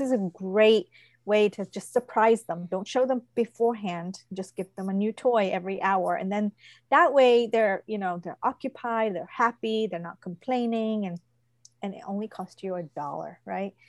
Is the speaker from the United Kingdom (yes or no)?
yes; England, United Kingdom; now in Odenton, United States; I told you I'm from England. I was born in England.